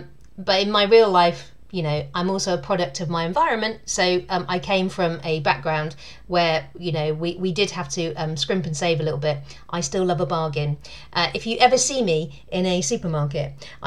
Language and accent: English; United Kingdom; I am British, I'm a woman